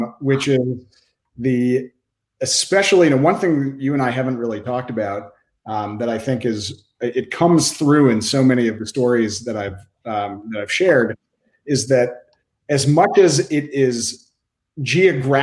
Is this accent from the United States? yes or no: yes; Boston, Massachusetts, United States; also born or lived in Waltham, Massachusetts; the Boston Globe, my hometown newspaper